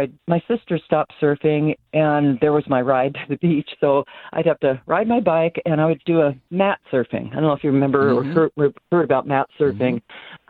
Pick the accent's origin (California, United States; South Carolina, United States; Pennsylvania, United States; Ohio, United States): California, United States; Santa Barbara; I'm born and raised in Santa Barbara